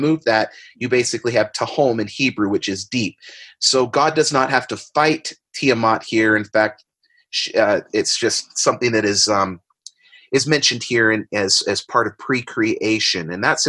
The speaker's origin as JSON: {"language": "English", "town": "San Diego", "region": "California", "country": "United States", "tie": "born or raised there", "said": "I used to do this as a kid all of the time growing up in San Diego."}